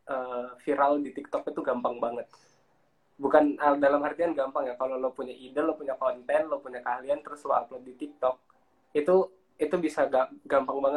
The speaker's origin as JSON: {"language": "Indonesian", "region": "Lampung", "country": "Indonesia", "said": "terus gue dari Lampung nah di situ kita ngumpul gitu kan jadi satu dari orang mana-mana jadi ya memang orang-orang perantauan"}